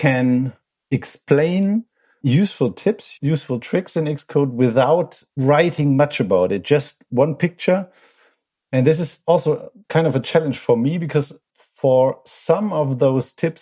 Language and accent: English; Germany; from Germany.